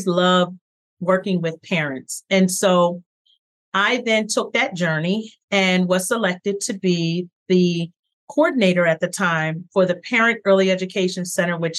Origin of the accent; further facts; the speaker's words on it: Philadelphia, Pennsylvania, United States; I'm originally from Philadelphia.